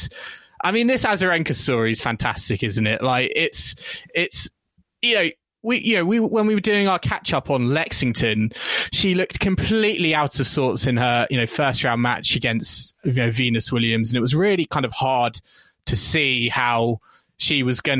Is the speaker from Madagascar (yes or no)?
no; United Kingdom; we are British fans